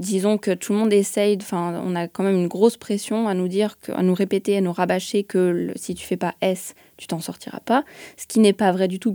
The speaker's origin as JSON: {"language": "French", "area": "Lyon suburbs", "region": "Auvergne-Rhône-Alpes", "country": "France", "moved": "yes", "said": "je viens de Lyon"}